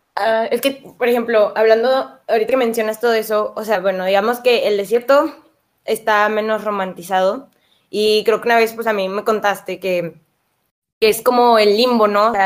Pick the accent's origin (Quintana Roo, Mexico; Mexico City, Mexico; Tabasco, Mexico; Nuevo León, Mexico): Mexico City, Mexico; now in Saltillo, Mexico; soy chilanga